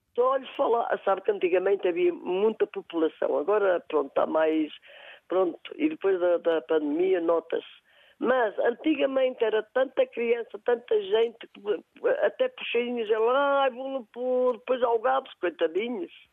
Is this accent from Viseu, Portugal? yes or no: yes; Castro Daire, Viseu, Portugal; Sou natural de Castrodeira mesmo